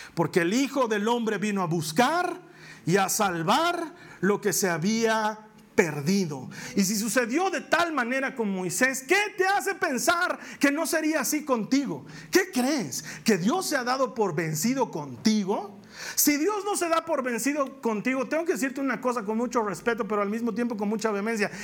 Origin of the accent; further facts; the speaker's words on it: Bolivia; en mi país